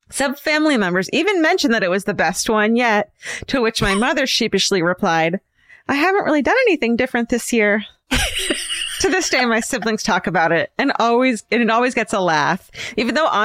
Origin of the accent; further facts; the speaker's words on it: Midwest, United States; I should probably mention that we're from the Midwest.